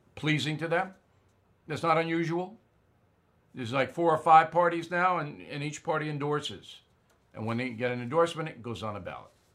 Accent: near Westbury, New York, United States; Westbury, New York, right near where I was raised

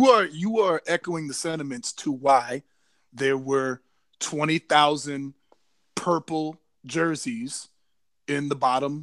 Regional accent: Virginia, United States; I'm from Northern Virginia

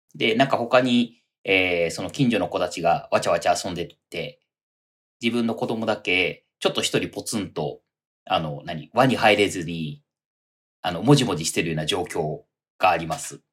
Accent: Toyama, Japan; moved away as an adult; now in Tokyo, Japan; 僕、富山出身ですけど

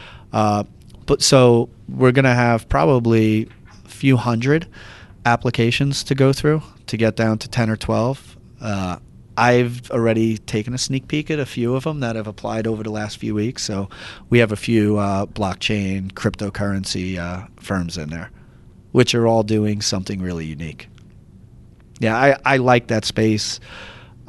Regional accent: New York, United States; now in Columbus, United States; I'm from New York, like born and raised

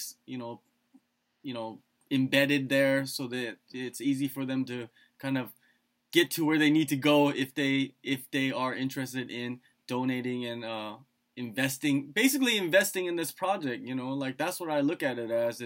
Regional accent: United States; I grew up in the States.

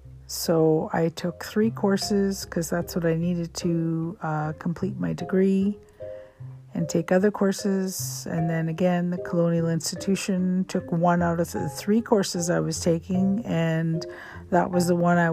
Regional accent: India; now in Canada; But being an Indian, I could have quit. I could have quit and dropped that course. But I've accepted so many challenges through this degree that I just was a stubborn Indian, and I enjoyed the learning Canadian legal systems

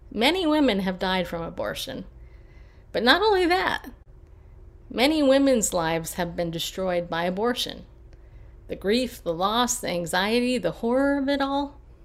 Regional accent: California, United States; also born or lived in New York; now in Tennessee, United States; I grew up in California

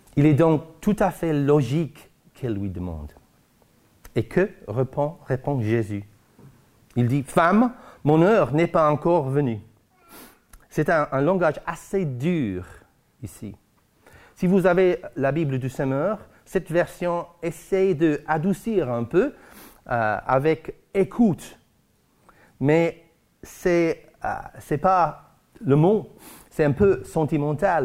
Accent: Guernsey; chez nous à Guernesey

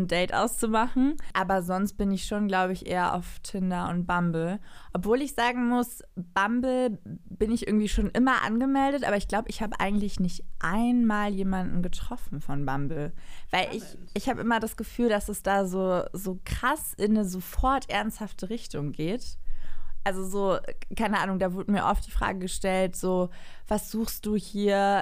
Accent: Cologne, North Rhine-Westphalia, Germany; als Kölnerin

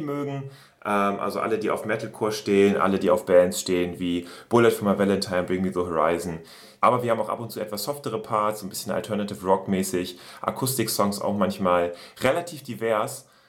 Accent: Oldenburg, Lower Saxony, Germany; bei uns in Oldenburg, in der Heimatstadt.

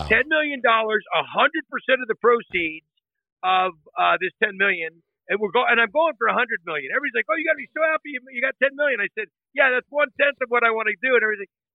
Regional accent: Northern California, United States; I grew up in Northern California

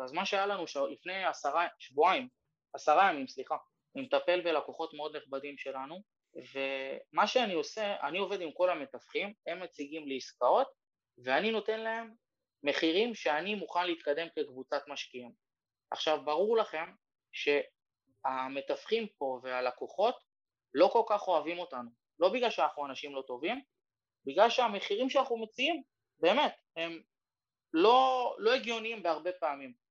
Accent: Israel; אנחנו בתור ישראלים

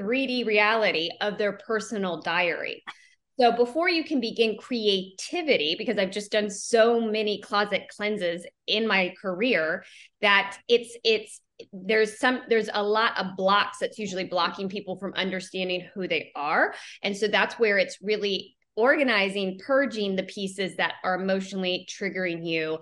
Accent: Jacksonville, Florida, United States; I come from Jacksonville, Florida

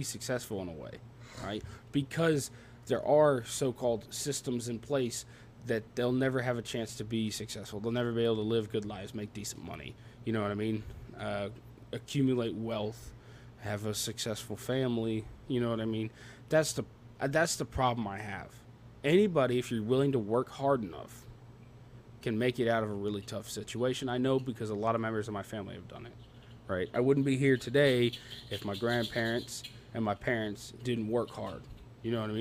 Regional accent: the South, United States; I talk funny. I'm from the South.

